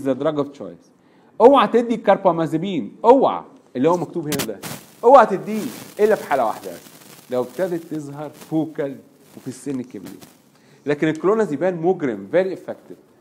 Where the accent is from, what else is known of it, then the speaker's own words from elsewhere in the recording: Egypt; عندنا في مصر